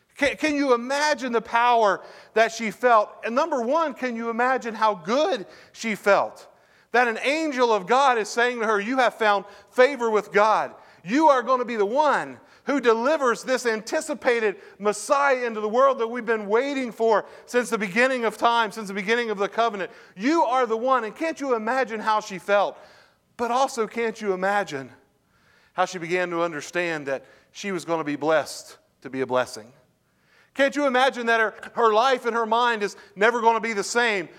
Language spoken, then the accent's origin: English; Parkersburg, West Virginia, United States; also born or lived in Lubeck, West Virginia; I grew up in Parkersburg, grew up in Lubeck